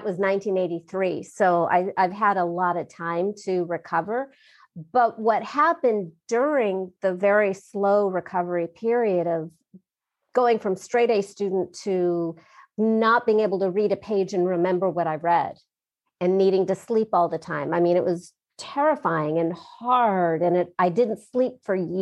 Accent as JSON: {"language": "English", "region": "Southern California", "country": "United States", "tie": "born or raised there", "said": "growing up in my family and growing up in Southern California"}